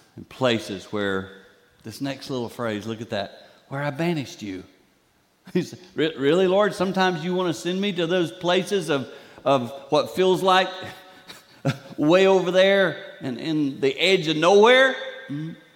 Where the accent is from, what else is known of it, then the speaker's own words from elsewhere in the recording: the Carolinas, United States; now in Michigan, United States; I grew up in the Carolinas